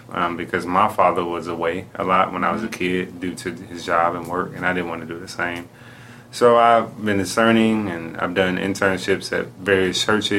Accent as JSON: {"language": "English", "town": "Houston", "region": "Texas", "country": "United States", "tie": "born or raised there", "said": "I was raised in Houston."}